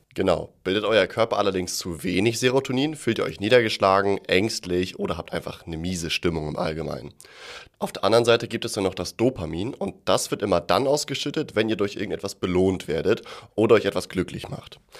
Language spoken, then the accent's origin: German; Germany; bei uns in Deutschland